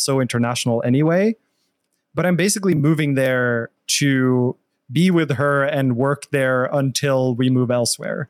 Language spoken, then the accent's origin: English; Norway; moved away as an adult; also born or lived in Australia / England / Los Angeles; now in United States; I'm, I'm from Norway originally. So, I started my bachelor's in Norway